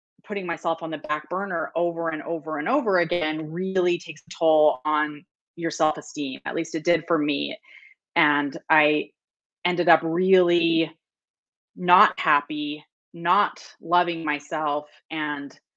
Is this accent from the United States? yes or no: yes; Utah, United States; I grew up in Utah